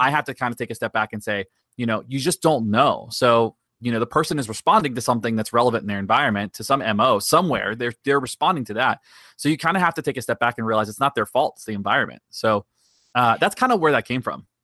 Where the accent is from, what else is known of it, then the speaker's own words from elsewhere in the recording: Daytona Beach, Florida, United States; I was born and raised in Daytona Beach. I've lived here my whole life